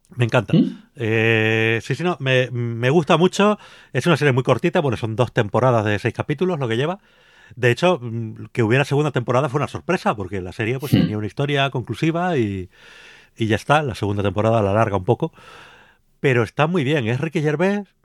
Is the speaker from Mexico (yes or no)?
no; Canary Islands, Spain; now in Madrid, Spain; me crié en Canarias